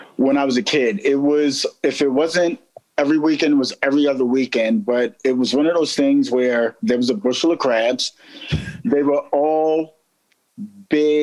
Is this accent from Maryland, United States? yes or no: yes; Baltimore, Maryland, United States; I'm born and raised in Baltimore, and I grew up when Lexington Market didn't have like heroin addicts